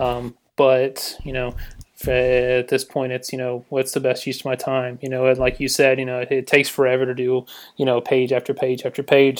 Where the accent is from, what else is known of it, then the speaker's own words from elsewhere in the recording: Newnan, Georgia, United States; I'm from Noonan, Georgia. I, uh, you know, born and raised